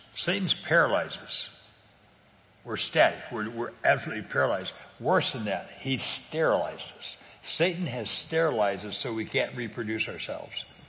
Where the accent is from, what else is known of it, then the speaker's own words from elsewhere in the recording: California, United States; I'm, I'm from California